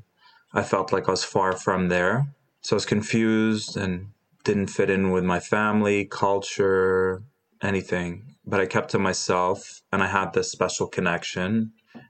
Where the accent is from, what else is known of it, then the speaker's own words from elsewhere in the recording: Dubai, United Arab Emirates; also born or lived in Jordan; I was born in Jordan. We moved to Dubai